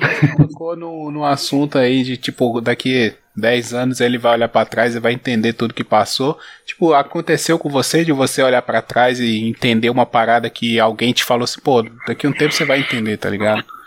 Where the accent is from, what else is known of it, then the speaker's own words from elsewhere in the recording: interior of Minas Gerais, Brazil; also born or lived in Bahia; eu sou do interior de Minas